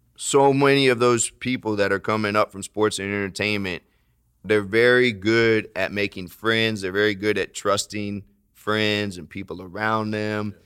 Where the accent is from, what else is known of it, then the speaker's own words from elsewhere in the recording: Florida, United States; I'm from Florida, lots of hurricanes